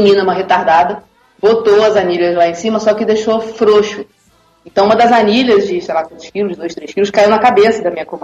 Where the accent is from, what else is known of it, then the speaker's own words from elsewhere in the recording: Niterói, Rio de Janeiro, Brazil; Porque eu tenho um amigo que é quem dá aula em Niterói, eu sou de Niterói.